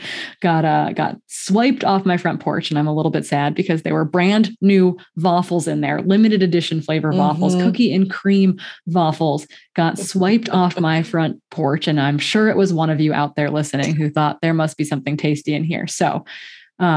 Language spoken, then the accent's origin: English; Midwest, United States; moved away; also born or lived in Montana; Originally, I grew up in the Midwest where we routinely had cold days.